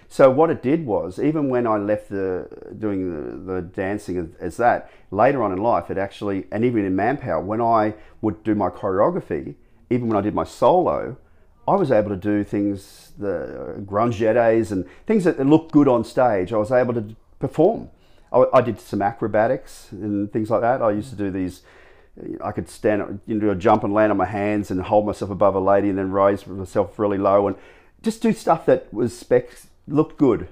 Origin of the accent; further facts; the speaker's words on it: Gold Coast, Queensland, Australia; also born or lived in Sydney; I was born on the Gold Coast, and I, from the day one when I, uh, started school, like in grade one, I, we lived out West Burley